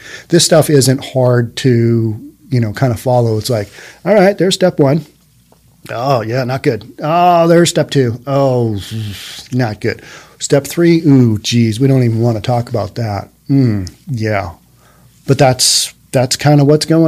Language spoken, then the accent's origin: English; Bellevue, Washington, United States; I've always lived on the east side. I've always lived in Bellevue, and that's my hometown.